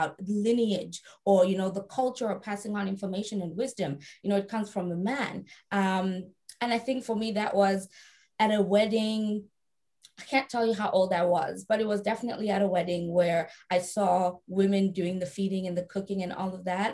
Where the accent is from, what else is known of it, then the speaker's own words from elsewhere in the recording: South Africa; I was raised in South Africa